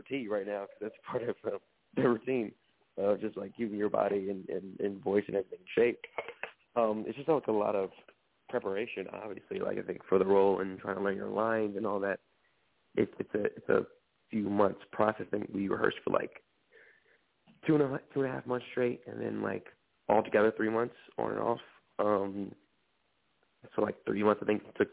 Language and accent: English; Detroit, Michigan, United States; I'm from Detroit originally